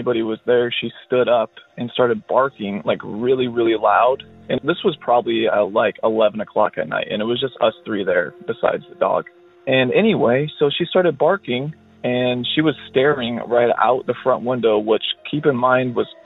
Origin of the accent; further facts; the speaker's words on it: Oregon, United States; I'm from Oregon